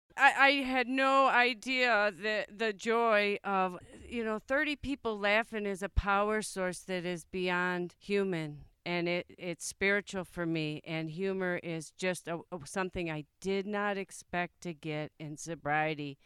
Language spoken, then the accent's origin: English; Plainfield, Illinois, United States; I am from Plainfield, Illinois